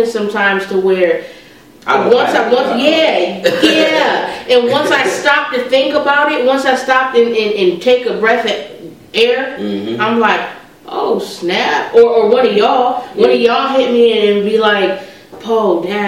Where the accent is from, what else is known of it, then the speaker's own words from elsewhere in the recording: San Diego, California, United States; moved away as an adult; also born or lived in Sacramento, California; now in Dayton, United States; I'm from San Diego, born and raised. That's my hometown.